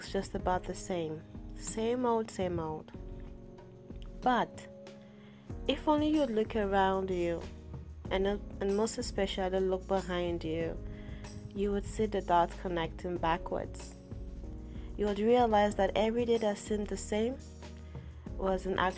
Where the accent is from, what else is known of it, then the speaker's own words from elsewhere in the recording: Yorubaland, Nigeria; I am from the Yoruba tribe.